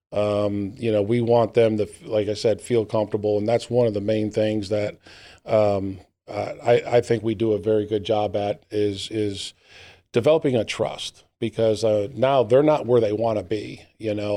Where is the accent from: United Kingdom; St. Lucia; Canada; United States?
United States; New Britain, Connecticut; moved away as an adult; now in Gastonia, United States; my hometown or close to my hometown in New Britain, Connecticut